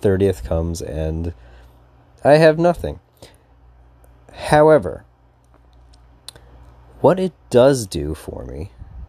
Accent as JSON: {"language": "English", "region": "Newfoundland and Labrador", "country": "Canada", "said": "I'm from Newfoundland"}